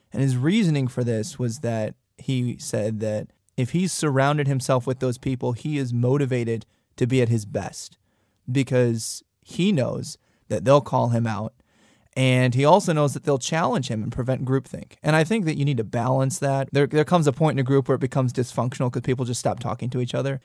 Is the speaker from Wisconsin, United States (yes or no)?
yes; Wisconsin, United States; also born or lived in Tennessee; now in North Dakota, United States; I was born in Wisconsin